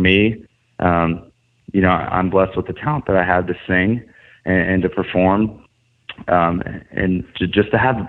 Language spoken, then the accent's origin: English; Atlanta, Georgia, United States; the Alliance Theater here in Atlanta, which is my hometown.